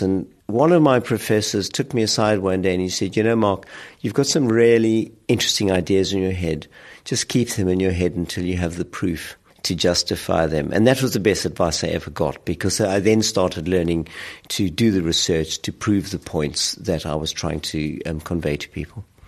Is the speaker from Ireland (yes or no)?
no; South Africa; moved away as an adult; now in United Kingdom; growing up in South Africa, at probably one of the darkest moments of its history